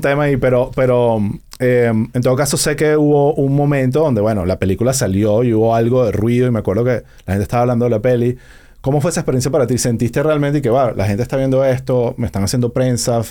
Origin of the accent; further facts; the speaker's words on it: Venezuela; also born or lived in United States; now in Miami, United States; todos somos venezolanos